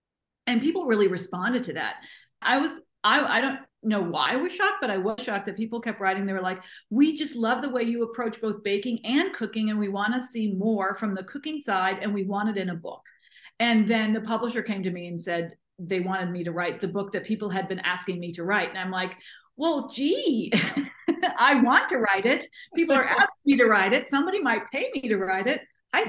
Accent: Virginia, United States; also born or lived in Germany; I grew up both in Germany. My mother was German, so I grew up in Germany with those mountains. And I grew up in Virginia in the DC area. And I went to college in Charlottesville.

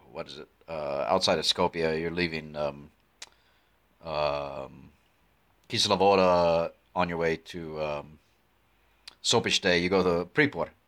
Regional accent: United States; my advice as an American who loves Macedonia

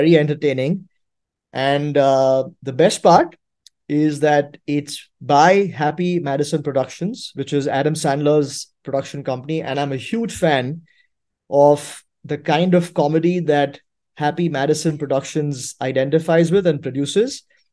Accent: India; growing up in India

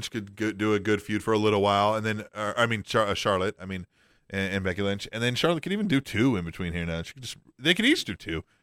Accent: Australia; Except I didn't have that when I grew up in Australia.

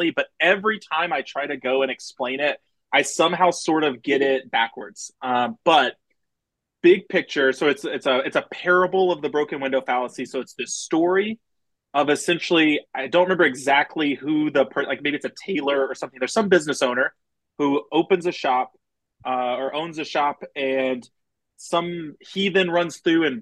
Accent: Houston, Texas, United States; I grew up outside of Houston

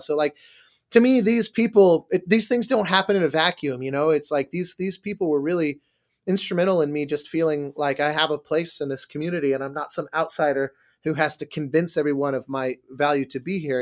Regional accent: Denver, Colorado, United States; moved away as an adult; also born or lived in Manhattan, New York; now in Los Angeles, United States; I grew up in Denver before that.

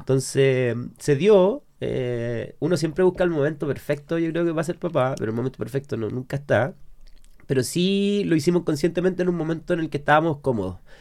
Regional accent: Santiago, Santiago Metropolitan Region, Chile; also born or lived in Quinta Normal / Lo Prado (Navia); Yo, nací en Quinta Normal, viví toda mi vida entre Navia y Peñalolén

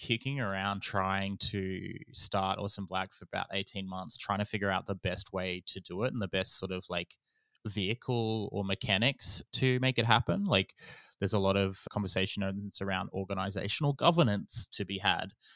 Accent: Gamilaroi Darug, New South Wales, Australia; I am a Goomiloi Darug fella

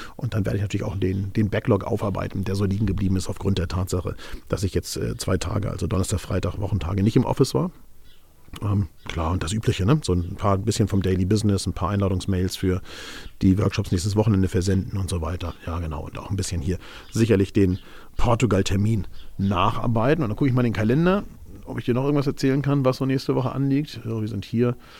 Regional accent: Hamburg, Germany; Ich bin ja Hamburger

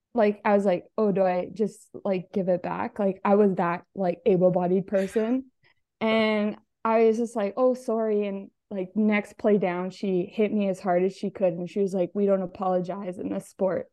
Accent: Alberta, Canada; I'm from Alberta, so I'm on the West side of Canada.

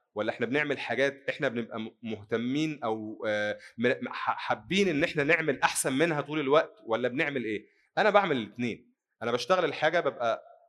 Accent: Egypt; عندنا في مصر

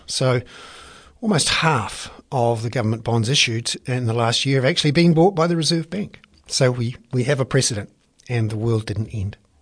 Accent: Wellington, New Zealand; I'm from Wellington.

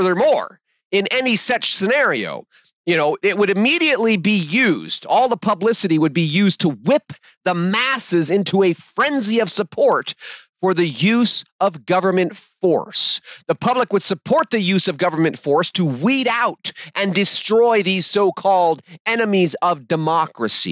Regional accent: United States; we American patriots

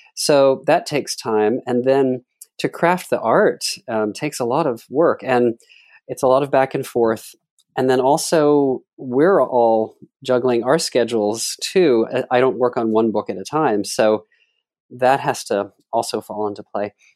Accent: Dallas, Texas, United States; I'm from Dallas, Texas, and my mother had a local live T V show

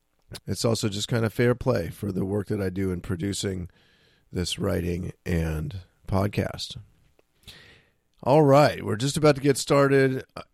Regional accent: San Francisco, California, United States; I grew up here in San Francisco, and I began drinking and using all sorts of drugs at about the age of 10.

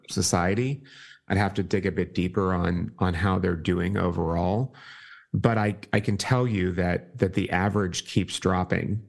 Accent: Pittsburgh, Pennsylvania, United States; moved away as an adult; I'm from Pittsburgh.

